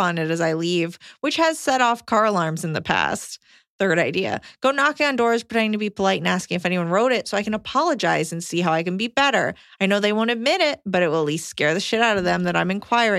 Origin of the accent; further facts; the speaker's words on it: Montana, United States; also born or lived in Colorado; moved back to my home state in Montana after living in Colorado for the first few years of dating and marriage